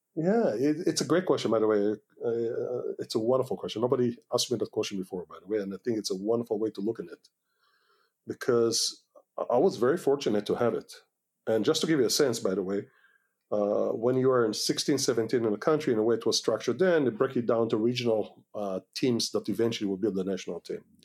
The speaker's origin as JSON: {"language": "English", "country": "Israel", "also_born_or_lived": "Washington D.C., United States / California, United States / Kfar Vradim, Israel", "second_language": "English", "moved": "as an adult", "said": "we are American citizens, but we are Israelis first"}